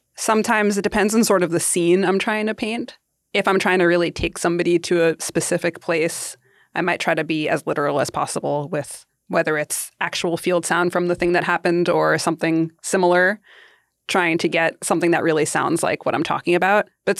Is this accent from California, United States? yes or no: no; Queens, New York, United States; growing up in Queens, going into Manhattan, you always cross over the Queensboro Bridge.